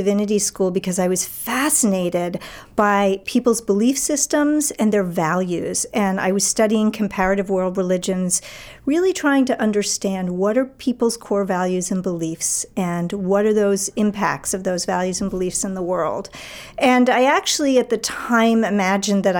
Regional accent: New York City, New York, United States; moved away as an adult; also born or lived in Philadelphia / Washington, D.C. / Boston; now in Maine, United States; I grew up in New York City

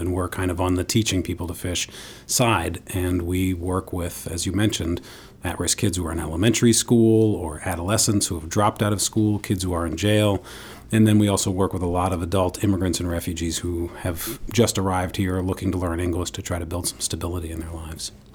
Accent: New York City, New York, United States; I grew up in New York City with my father

